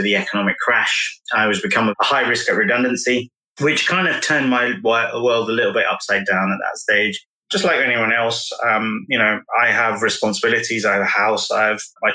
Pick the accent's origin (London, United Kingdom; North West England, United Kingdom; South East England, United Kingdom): London, United Kingdom; born and bred in London